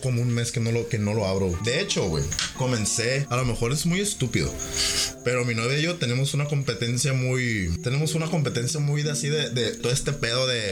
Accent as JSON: {"language": "Spanish", "town": "Ciudad Obregón", "region": "Sonora", "country": "Mexico", "said": "aquí en nuestra ciudad, obviamente como el nombre de nuestro podcast lo dice, somos de Obregón, Sonora, México."}